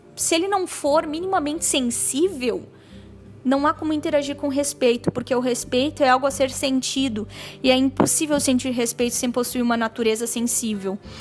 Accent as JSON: {"language": "Portuguese", "country": "Brazil", "said": "nós todos somos cidadãos dessa pátria, nós todos uh, somos brasileiros"}